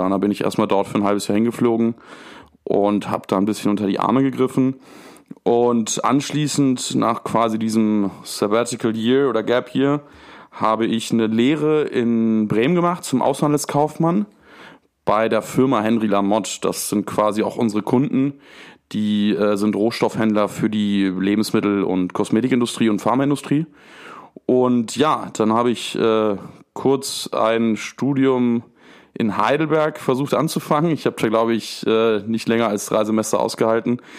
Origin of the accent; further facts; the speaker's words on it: Buenos Aires, Argentina; born there; Ich bin 25 Jahre alt und bin in Argentinien geboren. Um genau zu sein, in Buenos Aires. Das ist die Hauptstadt Argentiniens.